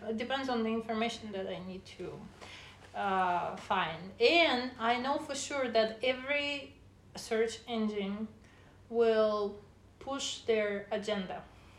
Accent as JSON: {"language": "English", "country": "Russia", "said": "Well, I came from Russia."}